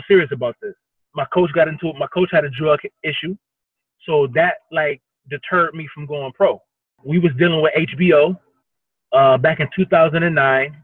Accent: Cleveland, Ohio, United States; now in Miami, United States; I'm first off from Cleveland, Ohio, mm-hmm. born and raised up there

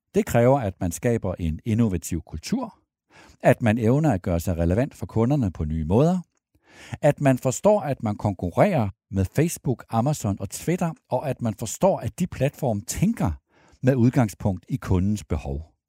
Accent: Denmark; vi danskere

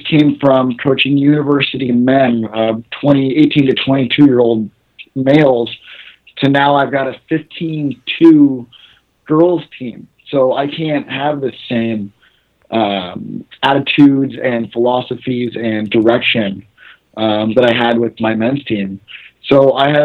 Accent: California, United States; now in Toronto, Canada; I'm born and raised in California, but now I live in Toronto, Ontario, Canada.

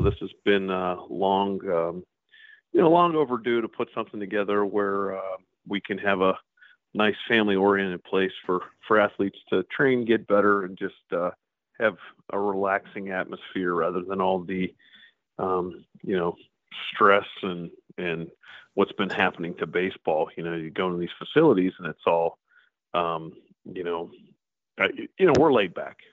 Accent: Pittsburgh, Pennsylvania, United States; now in Medina, United States; I grew up in Pittsburgh and heard stories about the Grays

